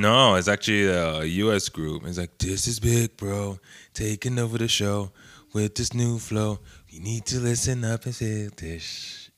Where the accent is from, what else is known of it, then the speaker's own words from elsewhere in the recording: North Carolina, United States; we're from North Carolina